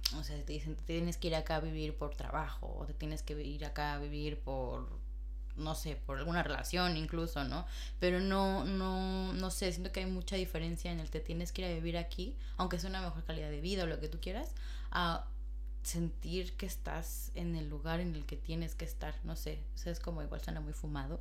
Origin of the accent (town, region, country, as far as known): Mexico; moved away as an adult; now in Madrid, Spain